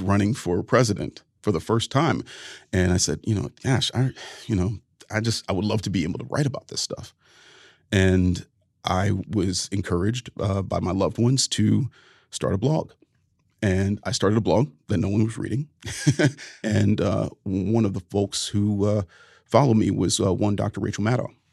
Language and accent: English; Ohio, United States; my home state of Ohio